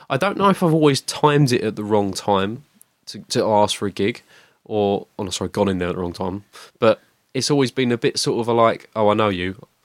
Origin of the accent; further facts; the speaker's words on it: Rayleigh, East of England, United Kingdom; I live in Rayleigh. I, have grew up in Rayleigh.